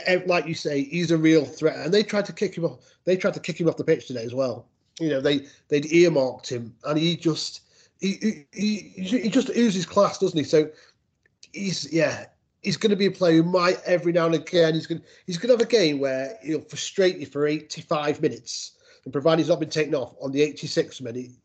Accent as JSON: {"language": "English", "town": "Biddulph Moor", "region": "West Midlands", "country": "United Kingdom", "said": "I'm from Biddulph Moor. I used to look down the hill at Willow"}